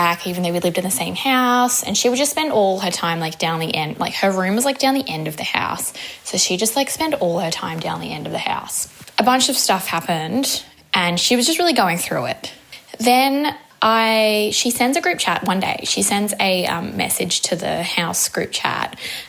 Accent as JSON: {"language": "English", "town": "Perth", "region": "Western Australia", "country": "Australia", "moved": "yes", "lives_now": "Melbourne, Australia", "said": "we're originally from Perth."}